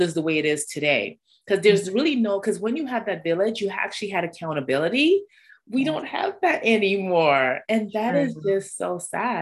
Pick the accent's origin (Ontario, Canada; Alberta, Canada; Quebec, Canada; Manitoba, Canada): Ontario, Canada; Toronto; I grew up in Toronto